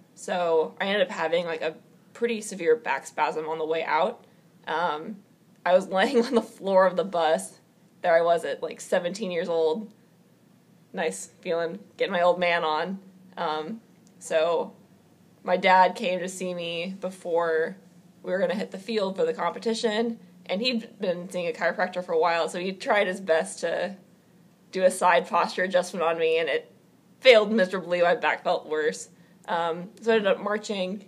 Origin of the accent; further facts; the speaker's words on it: Omaha, Nebraska, United States; born and raised in Omaha, Nebraska